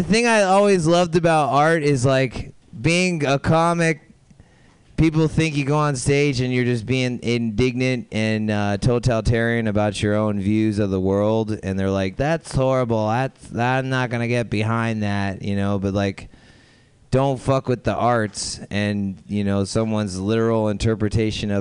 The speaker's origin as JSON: {"language": "English", "region": "Florida", "country": "United States", "said": "I'm from Florida"}